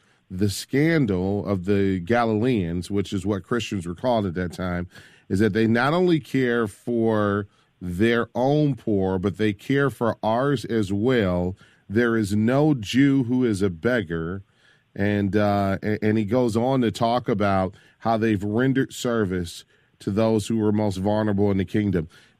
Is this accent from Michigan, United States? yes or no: yes; Michigan, United States; Barbara in Grand Rapids, Michigan, my home state.